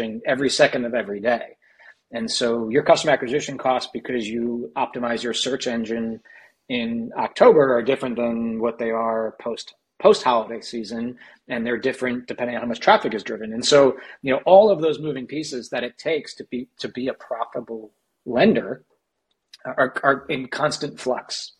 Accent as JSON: {"language": "English", "country": "United States", "accent": "American", "said": "by the accent as an American"}